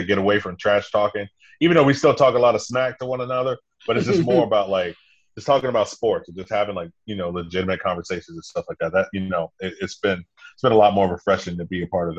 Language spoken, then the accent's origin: English; Compton, California, United States; I'm originally from Compton. Not even originally. I'm from L.A. County. So, you know, I'm a California kid, West Coast kid.